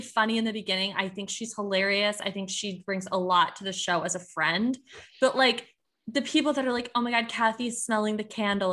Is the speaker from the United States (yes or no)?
yes; Michigan, United States; I'm from, I'm from the Midwest. This is literally just how we talk.